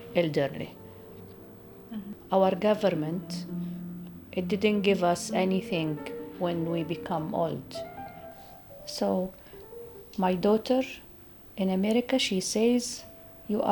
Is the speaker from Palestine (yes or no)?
yes; Beit Sahour, West Bank, Palestine; English is a second language; I'm from Beit Sahur